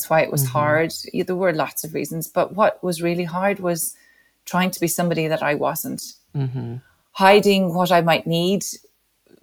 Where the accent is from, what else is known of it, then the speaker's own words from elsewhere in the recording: Dublin, Leinster, Ireland; I was born in 1971 in Dublin